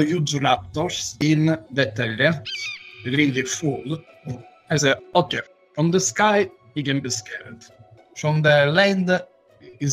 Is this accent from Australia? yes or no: no; Sicily, Italy; English is a second language; moved away; I come from Italy, specifically Sicily, which is the richest food in Italy